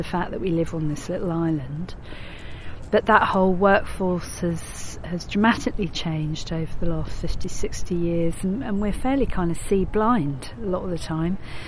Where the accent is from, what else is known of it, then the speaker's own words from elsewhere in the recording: Brighton, South East England, United Kingdom; I was born in Brighton.